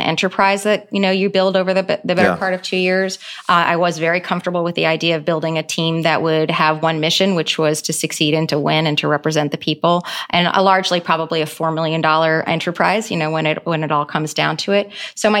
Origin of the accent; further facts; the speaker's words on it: United States; embody, I think, everything that is awesome about being an American. And so I'm just really proud that I got the chance to grow here as a young person and to stay here.